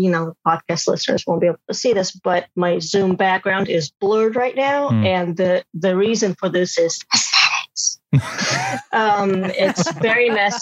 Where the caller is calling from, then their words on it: Brooklyn, New York, United States; I am coming in from Brooklyn.